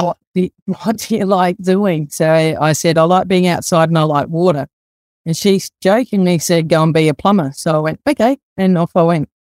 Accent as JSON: {"language": "English", "town": "Adelaide", "region": "South Australia", "country": "Australia", "tie": "born or raised there", "also_born_or_lived": "Sydney", "said": "grew up in the western suburbs of Adelaide, around the Woodville area, went to Woodville High School"}